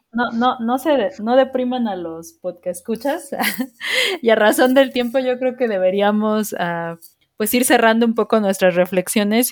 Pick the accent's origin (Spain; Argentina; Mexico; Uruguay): Mexico; nosotros como mexicanos